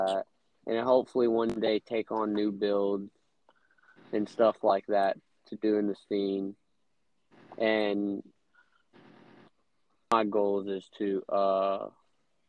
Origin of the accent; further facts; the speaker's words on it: North Florida, United States; I am from North Florida